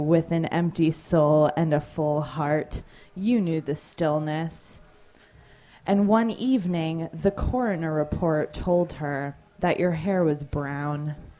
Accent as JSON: {"language": "English", "town": "New Canaan", "region": "Connecticut", "country": "United States", "said": "I'm from New Canaan, Connecticut, and that's"}